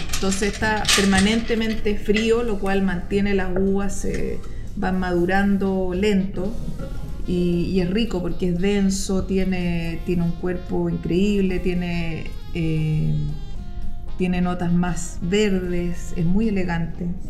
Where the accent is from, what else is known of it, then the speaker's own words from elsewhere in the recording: Chile; uno como chilena busquilla